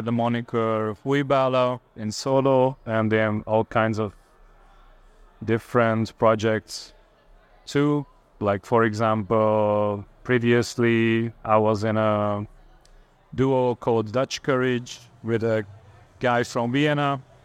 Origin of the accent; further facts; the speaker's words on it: Vilnius, Vilnius County, Lithuania; I'm from Vilnius.